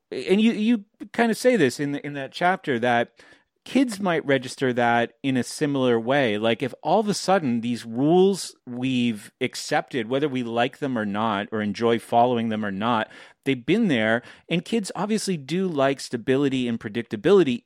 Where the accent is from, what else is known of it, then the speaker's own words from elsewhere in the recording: New Hampshire, United States; I'm from New Hampshire